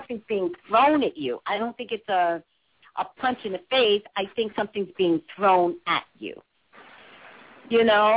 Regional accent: Montclair, New Jersey, United States; I'm from Montclair, New Jersey, so I know Jersey very well

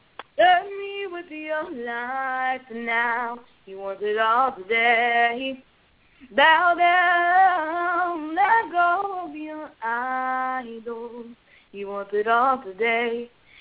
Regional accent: Mobile, Alabama, United States; I'm from Mobile, Alabama

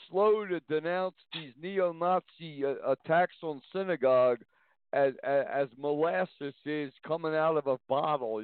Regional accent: Niagara Falls, New York, United States; moved away as an adult; now in Montana, United States; I'm from Niagara Falls, New York, and I went out to Montana nine years ago.

